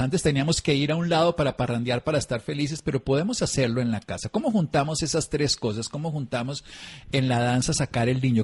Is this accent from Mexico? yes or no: no; Tolima, Colombia; yo nací en el Tolima, donde también se baila mucho